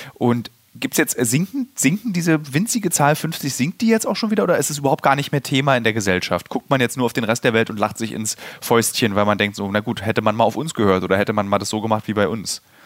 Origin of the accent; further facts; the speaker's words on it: Germany; für uns als Deutsche